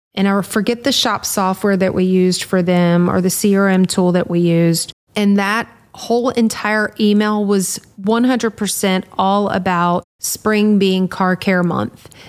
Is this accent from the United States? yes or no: yes; Louisiana, United States; we're from Louisiana